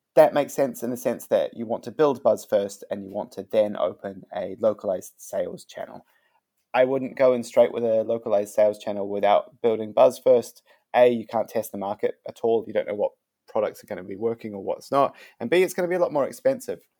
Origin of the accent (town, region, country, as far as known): New Zealand; moved away; also born or lived in China / London